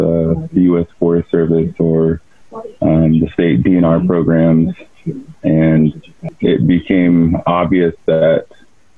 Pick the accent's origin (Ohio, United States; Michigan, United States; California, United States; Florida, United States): Michigan, United States; Keweenaw Bay Indian Community, Upper Peninsula of; I'm from the Keweenaw Bay Indian community.